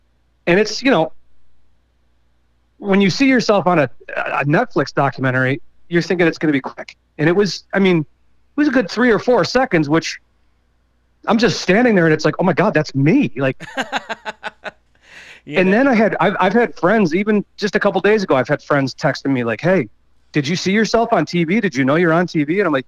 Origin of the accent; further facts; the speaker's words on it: Buffalo, New York, United States; I'm originally from Buffalo